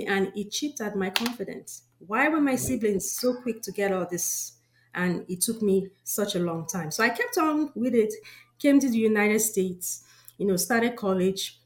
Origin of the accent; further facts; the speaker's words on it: Nigeria; moved away; I know I'm from Nigeria. I grew up in Nigeria.